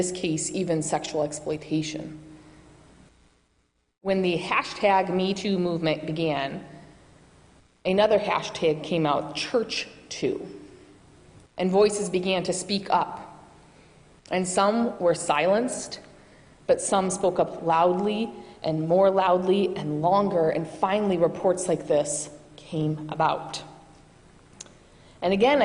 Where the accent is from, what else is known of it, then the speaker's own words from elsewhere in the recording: Michigan, United States; moved away; I do not have a New England accent. I have many vowels. That's because I'm from Michigan